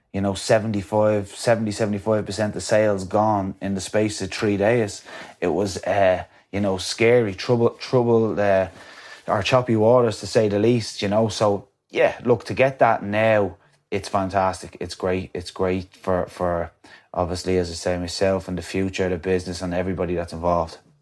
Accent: County Wicklow, Ireland; coming from my hometown

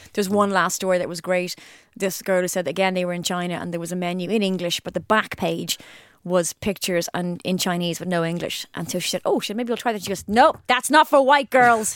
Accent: Ireland; I'm Irish

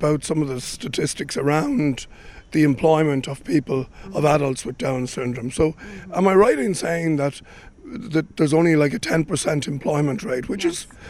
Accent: Dun Laoghaire, Leinster, Ireland; I'm in my hometown of Dun Laoghaire

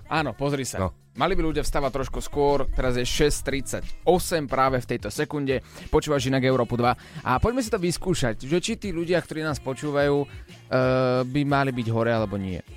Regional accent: Slovakia; som Slovák

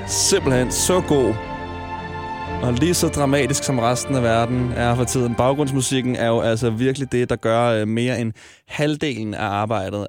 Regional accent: Smørum, Capital Region of Denmark, Denmark; Nu er jeg vokset op i Smørum, en lille forstad uden for Ballerup

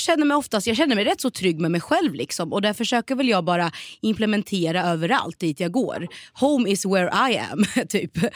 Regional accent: Norrköping, Östergötland, Sweden; moved away as an adult; also born or lived in Malmö; Född och mm. uppväxt i Norrköping, växte upp i Hageby och Navestad

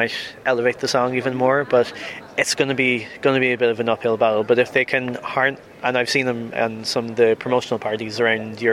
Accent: Dundalk, Leinster, Ireland; now in Belgium; I am originally from Ireland, from Dundalk in particular, but I'm now based in Belgium

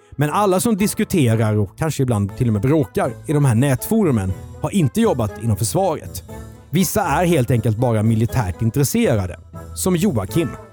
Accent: Karlskrona, Blekinge, Sweden; för mig som är uppvuxen i Karlskrona

